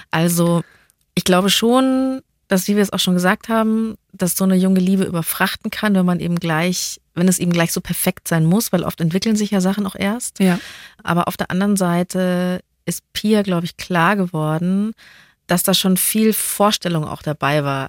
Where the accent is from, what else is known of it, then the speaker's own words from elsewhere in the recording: Bavaria, Germany; als Bayer